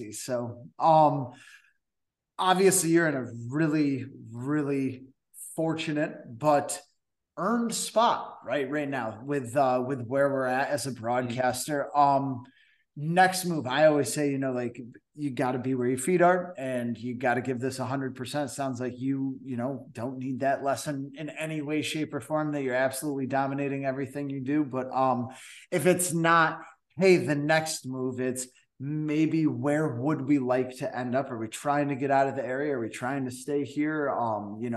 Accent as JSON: {"language": "English", "town": "Cooperstown", "region": "New York", "country": "United States", "said": "from from Cooperstown. So that's"}